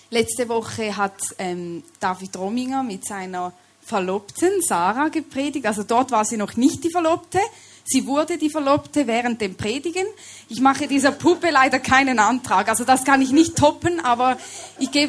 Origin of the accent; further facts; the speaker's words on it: Switzerland; accent: Swiss; Ich komme aus der Schweiz, deshalb sorry, wenn ihr mich nicht immer versteht oder wenn ich meinen Schweizer Akzent hier etwas reinbringe.